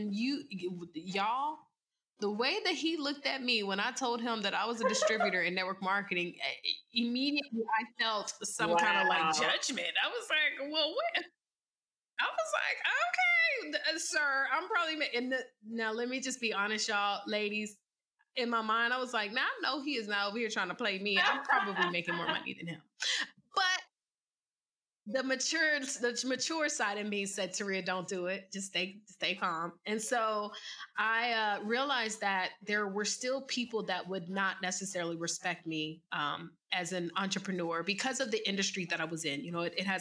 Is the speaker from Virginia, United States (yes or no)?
yes; Virginia, United States; moved away as an adult; now in Atlanta, United States; I'm originally from Virginia and I moved to the A so that I could start my journey of entrepreneurship